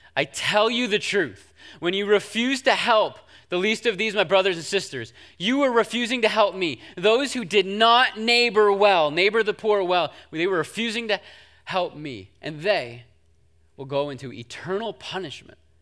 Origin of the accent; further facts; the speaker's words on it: United States; I was from the United States